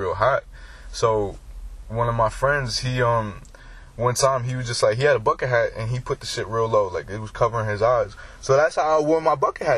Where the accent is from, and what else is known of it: Bay Shore, New York, United States; moved away